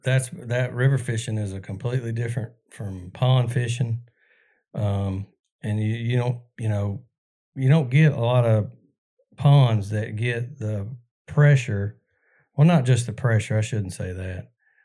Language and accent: English; Alabama, United States; I grew up out in Cleburne County